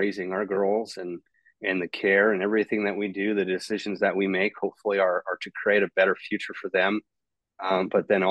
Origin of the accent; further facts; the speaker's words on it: Escondido, California, United States; also born or lived in San Marcos, California; I was born in Escondido, California, really born and raised. Almost all of my life has been there